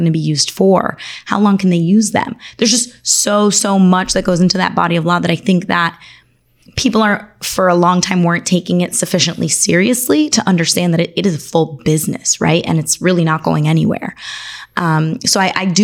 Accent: Miami, Florida, United States; also born or lived in Argentina; I was born in Argentina, raised here in Miami

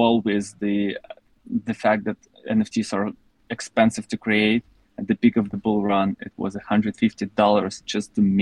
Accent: Russia; I was also growing up in Russia

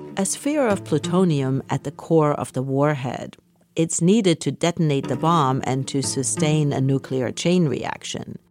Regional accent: Germany; moved away; I grew up in Germany.

